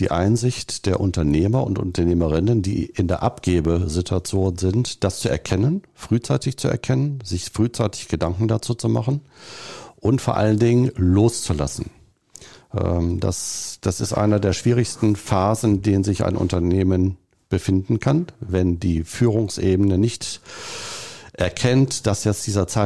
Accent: North Rhine-Westphalia, Germany; Und als Ostwestfale ist man immer so im Understatement-Modus und sagt das eher nicht. Aber Ostwestfale ich

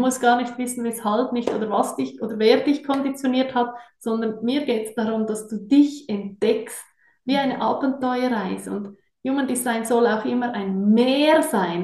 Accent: Switzerland; accent: Swiss; ich bin auch Schweizerin, wie ihr sicher hört, äh, bin sehr wohlbehütet aufgewachsen in den Bergen

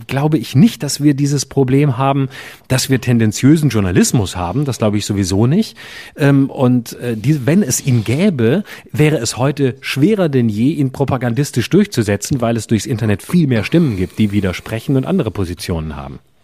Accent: Lörrach, Baden-Württemberg, Germany; mein Heimatort Lörrach

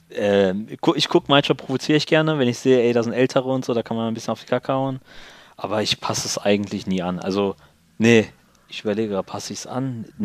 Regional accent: Lower Saxony, Germany; ich würde mehr sagen Deutsch, äh, weil ich im östlichen Ringgebiet eigentlich nur unter Deutschen groß geworden bin.

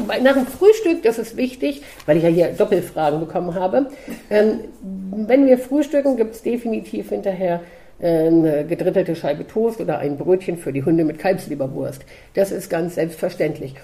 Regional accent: Hildesheim, Lower Saxony, Germany; also born or lived in Kassel area; ins Tierheim in Hildesheim, wo ich herkomme

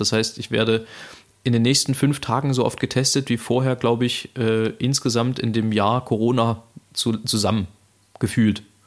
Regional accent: Saxony, Germany; als Sachse

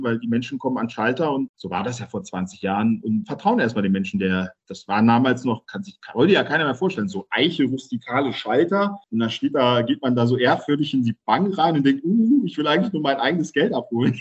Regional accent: Schwalmstadt, Hesse, Germany; Ich bin in, in Ziegenhain geboren und hier aufgewachsen

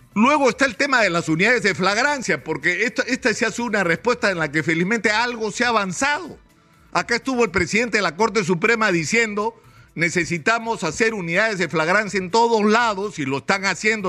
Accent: Peru

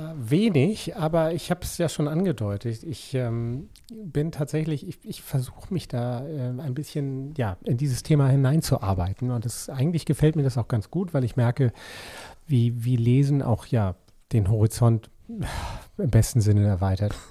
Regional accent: Schleswig-Holstein, Germany; als Schleswig-Holsteiner

